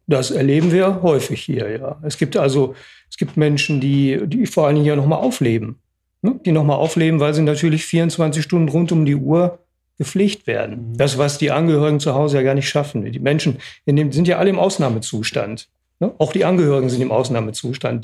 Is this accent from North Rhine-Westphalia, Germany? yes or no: yes; Oberhausen, North Rhine-Westphalia, Germany; ich bin geboren in Oberhausen